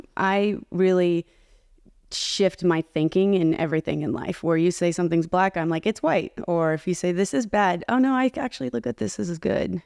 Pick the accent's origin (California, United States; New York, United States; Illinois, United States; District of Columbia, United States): California, United States; Arcadia; I was born in Southern California in a place called Arcadia, California. And my family moved a lot all over Southern California.